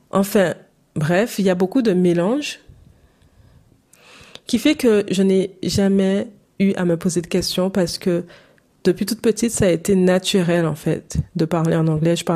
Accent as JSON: {"language": "French", "country": "St. Martin", "tie": "born there", "first_language": "English", "said": "J'ai appris l'anglais en même temps que le français. C'est ma langue maternelle en même temps que le français. Je suis née à Saint-Martin."}